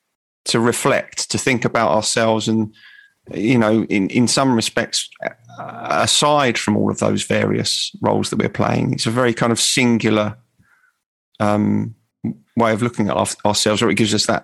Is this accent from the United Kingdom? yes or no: yes; England, United Kingdom; I identify with St. George because I'm English, I was born in England.